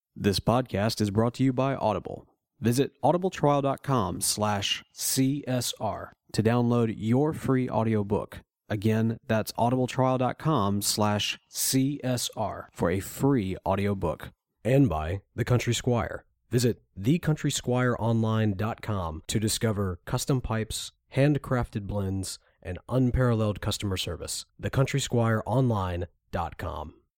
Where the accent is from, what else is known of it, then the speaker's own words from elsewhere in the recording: Mississippi, United States; we are from Mississippi